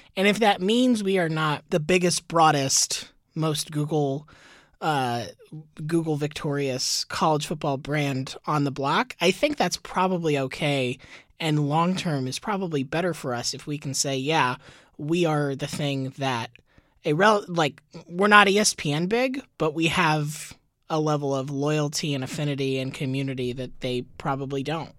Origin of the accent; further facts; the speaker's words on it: Tampa, Florida, United States; also born or lived in Gainesville, Florida; now in New York, United States; I grew up, I was born in Gainesville, but I spent really the bulk of my formative years in Tampa